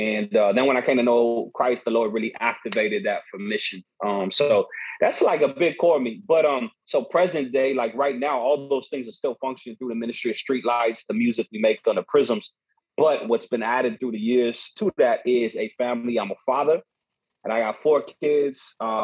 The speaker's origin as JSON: {"language": "English", "town": "Chicago", "region": "Illinois", "country": "United States", "tie": "born or raised there", "said": "my background, born and raised in Chicago. My father's from South America, Bolivia. My mother's from St. Louis, Missouri. They met here in Chicago and then lived here ever since."}